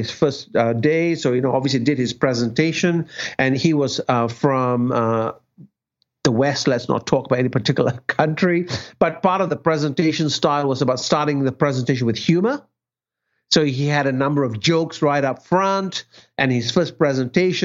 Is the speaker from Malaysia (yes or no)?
yes; Malaysia; moved away; my parents in Malaysia